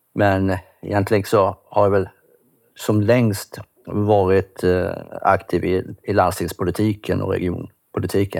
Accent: Kalmar, Kalmar County, Sweden; Jag kommer från Kalmar. Jag bor i ett litet hus där tillsammans med min hustru.

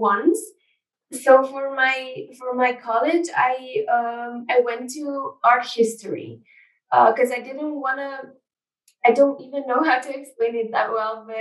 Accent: Ljubljana, Slovenia; I'm from Ljubljana. That's the capital of Slovenia. I pretty much grew up in the city.

